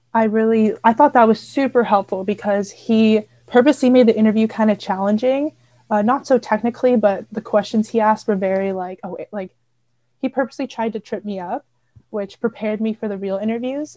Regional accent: Seattle, Washington, United States; moved away as an adult; now in Waterloo, Canada; I'm from Seattle, Washington

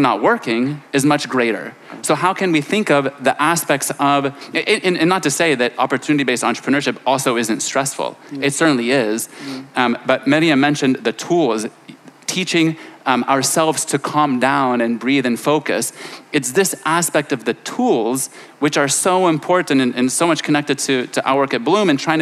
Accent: Silicon Valley, California, United States; moved away as an adult; now in Lebanon; I grew up in California in Silicon Valley

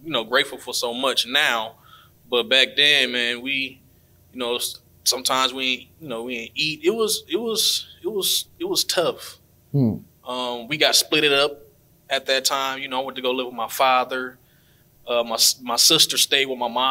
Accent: Milwaukee, Wisconsin, United States; moved away as an adult; now in Flint, United States; I'm from Milwaukee, Wisconsin, 32 years old

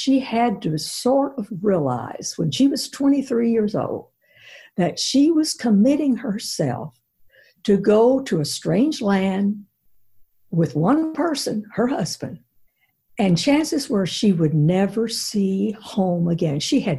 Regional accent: Zhenjiang, Jiangsu, China; now in United States; Sandy, I think it started by growing up in China, because China is such an ancient country. I mean, they have 5,000 years of history. So we in America are sort of Johnny-come-latelys compared to them. And we lived in central China, in Zhenjiang.

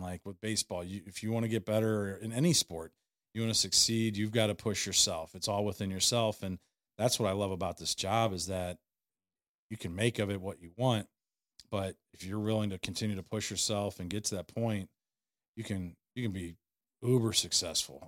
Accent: St. Louis, Missouri, United States; I grew up in Saint Louis

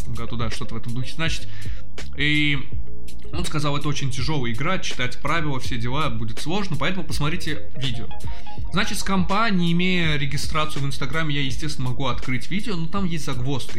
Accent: Baku, Azerbaijan; мы э, из Азербайджана, из Баку конкретно

